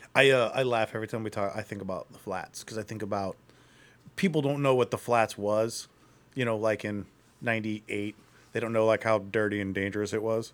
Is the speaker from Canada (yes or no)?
no; Akron, Ohio, United States; I'm from Akron, so I, I remember living, uh, in Akron